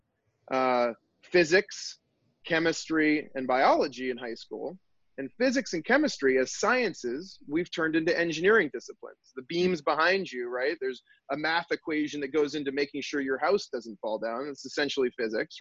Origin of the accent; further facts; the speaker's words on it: Bangor, Maine, United States; also born or lived in New Hampshire / Wyoming; now in Boston, United States; I grew up in Maine, actually, way up near Bangor, Maine, in the center part of the state.